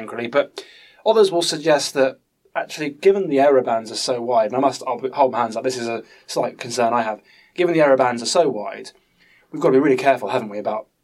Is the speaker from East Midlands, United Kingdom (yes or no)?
no; Bedford, East of England, United Kingdom; I'm from Bedford